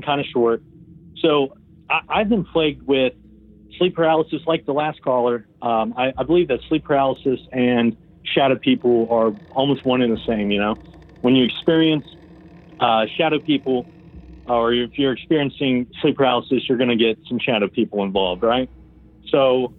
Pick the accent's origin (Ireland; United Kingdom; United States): United States; West Virginia; now in Georgia, United States; I'm from West Virginia, but I'm in Georgia